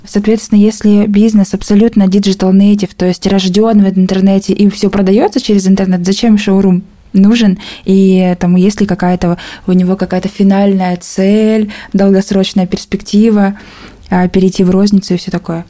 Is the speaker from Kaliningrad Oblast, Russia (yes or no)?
no; Ulan-Ude, Buryatia, Russia; в моем родном городе Улан-Удэ